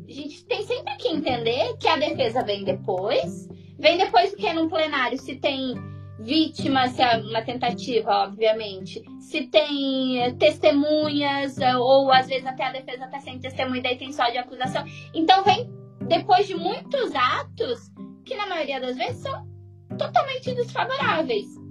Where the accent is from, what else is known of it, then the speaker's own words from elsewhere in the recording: coast of Rio Grande do Sul, Brazil; Eu sou do litoral do Rio Grande do Sul